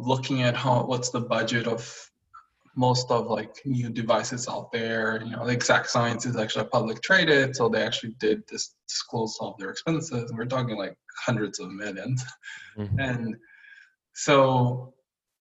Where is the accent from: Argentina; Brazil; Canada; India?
Brazil; moved away as an adult; also born or lived in China; I was born and raised in Brazil